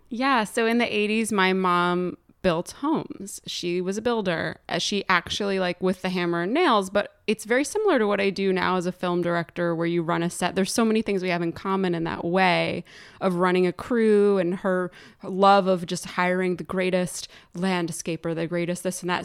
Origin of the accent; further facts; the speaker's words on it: Morristown, New Jersey, United States; I was born in the Morristown Memorial Hospital